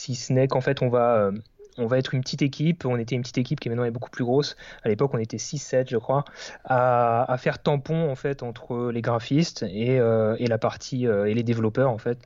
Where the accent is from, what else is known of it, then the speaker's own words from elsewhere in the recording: Alsace, Grand Est, France; j'habite en Alsace, je suis originaire d'Alsace, donc dans l'est de la France